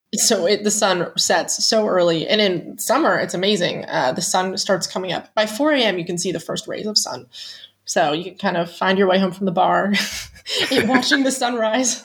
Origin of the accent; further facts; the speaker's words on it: Pennsylvania, United States; moved away as an adult; also born or lived in Netherlands; now in Groningen, Netherlands; I'm from Pennsylvania